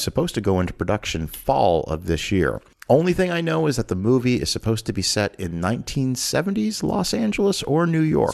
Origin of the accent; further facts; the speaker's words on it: Canada; growing up in Canada